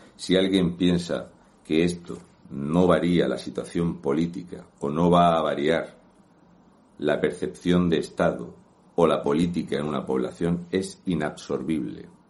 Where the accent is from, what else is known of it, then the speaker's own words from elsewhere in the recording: Region of Murcia, Spain; un murciano encabronado